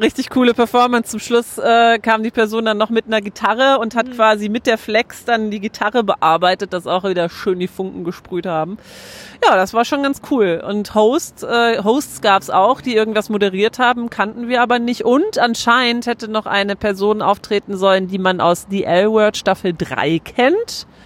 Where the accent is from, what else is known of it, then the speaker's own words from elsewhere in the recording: Germany; bei uns in Deutschland